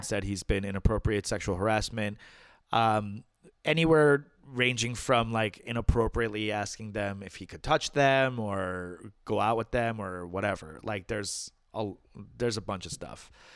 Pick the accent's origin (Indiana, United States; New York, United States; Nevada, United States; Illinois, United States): New York, United States; my home state's governor